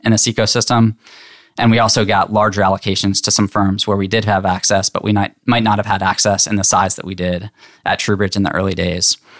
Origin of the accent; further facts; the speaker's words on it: Lebanon, Pennsylvania, United States; moved away as an adult; now in Chapel Hill, United States; I grew up in Hershey, Pennsylvania, or right outside